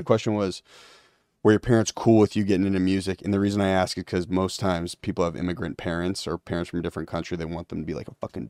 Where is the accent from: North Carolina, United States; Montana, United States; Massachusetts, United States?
Massachusetts, United States; Lincoln; also born or lived in Cambridge; I grew up in Lincoln, in Cambridge.